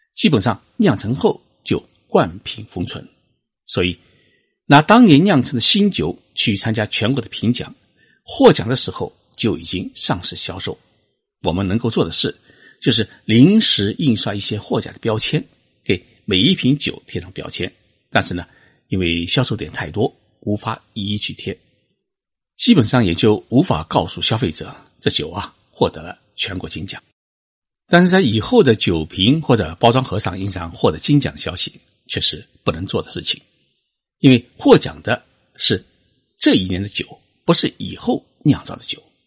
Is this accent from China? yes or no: yes; China; now in Japan; 我们中国人